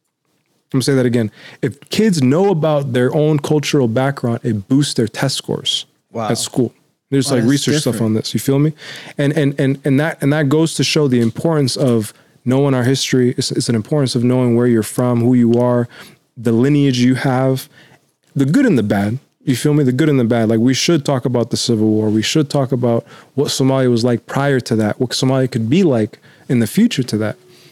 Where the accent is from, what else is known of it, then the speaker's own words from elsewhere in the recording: United States; also born or lived in Mombasa, Kenya; I was born in Mombasa, refugee camp of Tangakurasha, and then we came to the States.